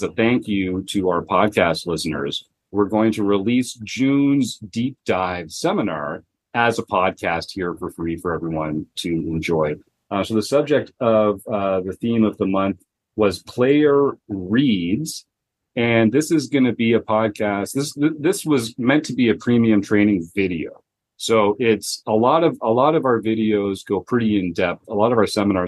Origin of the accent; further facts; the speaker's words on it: Canada; I'm from Canada